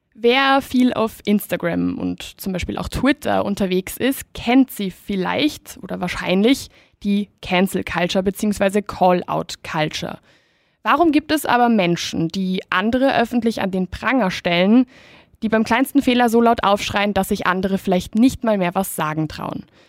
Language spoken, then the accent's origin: German; Spain; moved away; ich bin ursprünglich aus Spanien